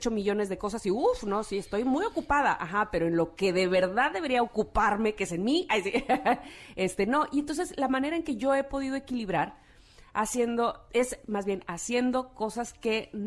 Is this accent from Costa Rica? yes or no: no; Veracruz, Mexico; Pues soy del puerto de Veracruz